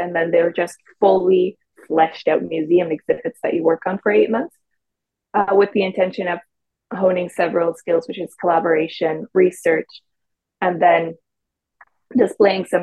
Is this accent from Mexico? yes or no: yes; Mexico; moved away as an adult; also born or lived in Waterloo, Canada; now in Toronto, Canada; I'm originally from Mexico. So I'm a Mexican who came to Canada for her studies at the University of Waterloo a few years ago